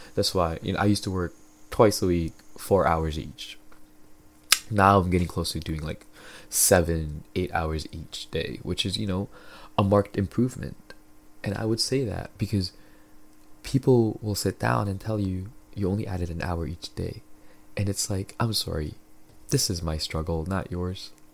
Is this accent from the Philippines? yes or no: yes; Philippines; now in Canada; I grew up in the Philippines